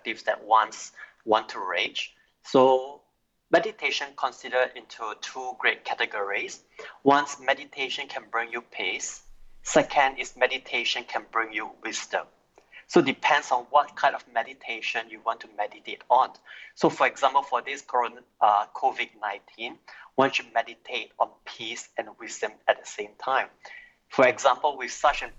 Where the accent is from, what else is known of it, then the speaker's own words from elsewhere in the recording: Singapore; I'm from Singapore